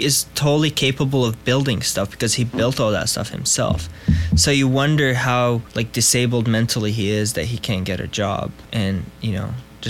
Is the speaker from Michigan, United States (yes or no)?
no; Omaha, Nebraska, United States; my mom, when she was pregnant with me, they flew here and I was born in Nebraska. But I was raised, yeah, Omaha, Nebraska.